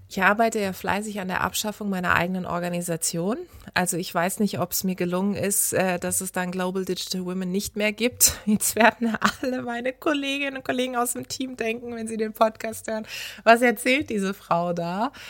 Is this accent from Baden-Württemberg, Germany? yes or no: yes; Karlsruhe, Baden-Württemberg, Germany; moved away; in meiner Heimatstadt in Karlsruhe